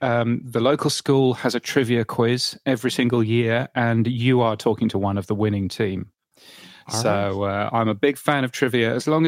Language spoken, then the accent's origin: English; Ireland; You see, I've learned something about my home country there.